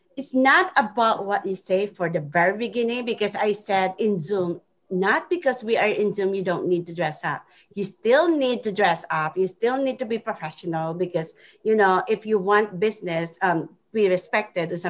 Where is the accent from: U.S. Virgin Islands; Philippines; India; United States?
Philippines; English is a second language; moved away; I'm from the Philippines, and English is my second language.